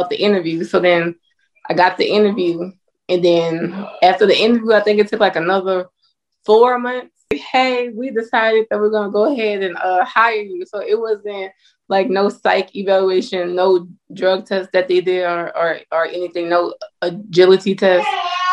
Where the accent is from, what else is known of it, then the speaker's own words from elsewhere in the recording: Louisiana, United States; now in Georgia, United States; Yes, I'm from